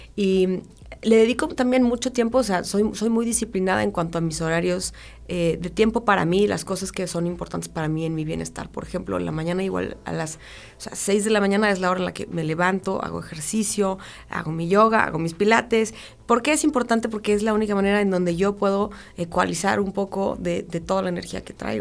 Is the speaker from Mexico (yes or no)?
yes; Mexico; como mexicanos